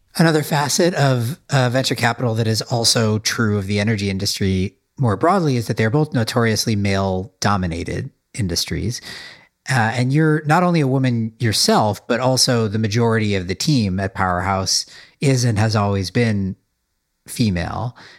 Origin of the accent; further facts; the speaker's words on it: Midwest, United States; I was brought up in the Midwest